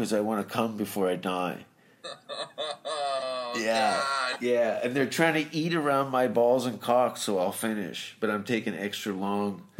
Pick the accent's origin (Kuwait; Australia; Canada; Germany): Canada; Hamilton, Ontario; I'm a dishwasher from Hamilton